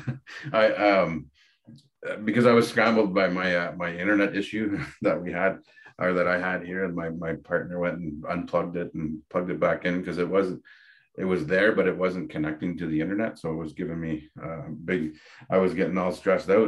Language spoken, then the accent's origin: English; Dokis First Nation, Ontario, Canada; now in Medicine Hat, Canada; I come from Kikendot Island, which is Doki's First Nation in Ontario. And I reside in Medicine Hat now